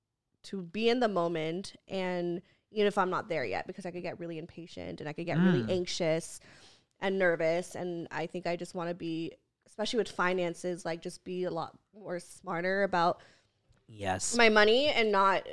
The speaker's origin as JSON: {"language": "English", "country": "South Africa", "said": "I am from South Africa and recently went on a girls trip to Cape Town."}